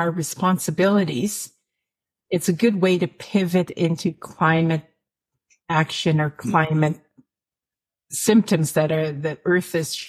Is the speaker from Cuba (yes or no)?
no; northern Alberta, Canada; also born or lived in northern Saskatchewan; I come from, well, I mean, I'm from northern Saskatchewan, but I was raised in Alberta, northern Alberta, and that's oil country. It's industry.